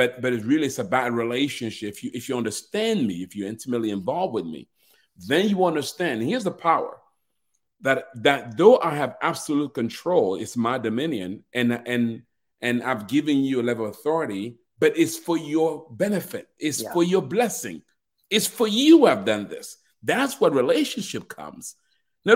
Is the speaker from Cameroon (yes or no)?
yes; Cameroon; I'm actually being from Cameroon. I was born in a royal family